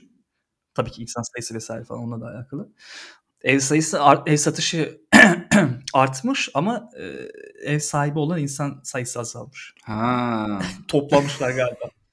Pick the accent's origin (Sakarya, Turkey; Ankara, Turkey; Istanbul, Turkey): Istanbul, Turkey; benim doğduğum serpildiğim toprak.